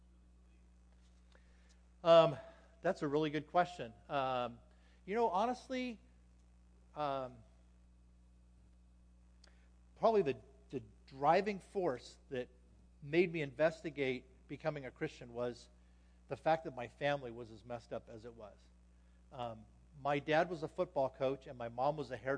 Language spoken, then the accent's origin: English; Anaheim, California, United States; moved away as an adult; now in Las Vegas, United States; I grew up in Anaheim, California